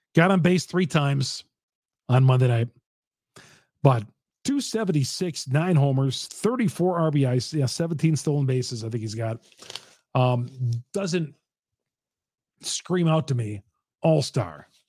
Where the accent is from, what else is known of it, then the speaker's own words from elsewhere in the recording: Greendale, Wisconsin, United States; also born or lived in Racine, Wisconsin; Although I don't really call Racine my hometown, I kinda call Greendale my hometown.